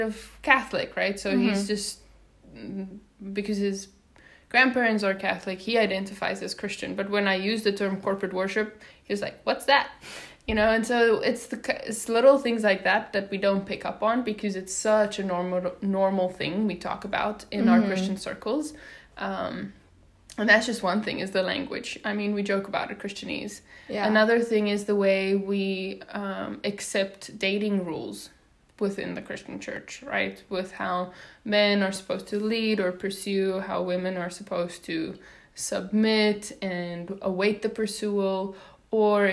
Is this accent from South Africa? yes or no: yes; South Africa; English is a second language; also born or lived in Netherlands / Washington, District of Columbia, United States; now in United States; I hail from South Africa